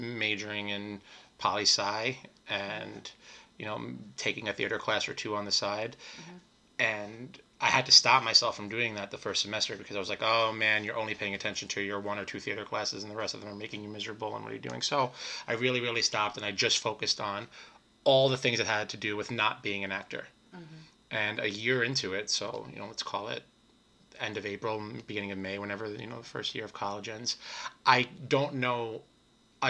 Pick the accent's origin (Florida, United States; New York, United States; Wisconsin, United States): New York, United States; New York City; I grew up here in the city. I grew up in Brooklyn.